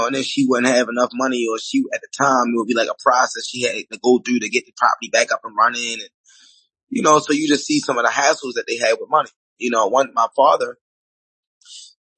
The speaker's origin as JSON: {"language": "English", "town": "Baltimore", "region": "Maryland", "country": "United States", "tie": "born or raised there", "said": "I grew up in Baltimore, Maryland."}